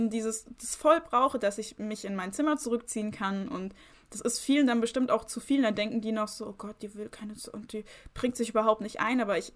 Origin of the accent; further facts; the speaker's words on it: Rhineland-Palatinate, Germany; Aus Rheinland-Pfalz. Aus, Aus